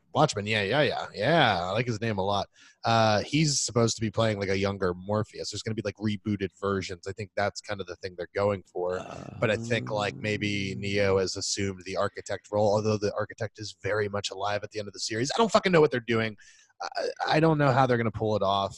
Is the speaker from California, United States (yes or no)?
no; Florida, United States; growing up in Florida